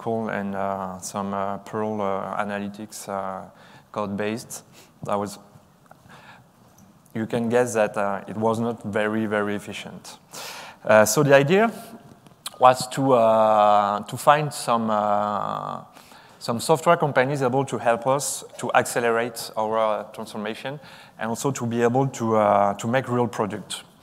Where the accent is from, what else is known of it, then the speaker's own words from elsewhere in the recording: France; I'm from France